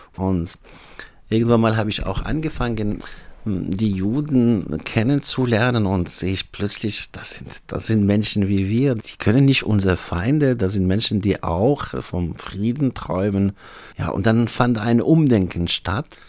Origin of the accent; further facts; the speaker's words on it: Algeria; German is a second language; moved away as an adult; now in Freiburg, Germany; Also ich stamme aus Algerien und ich kam im Jahr 1992 hierher wegen dem Studium und äh, man ist antisemitisch aufgewachsen in Algerien